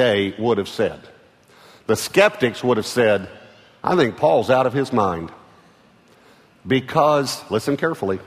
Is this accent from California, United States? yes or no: no; East Texas, United States; I was from East Texas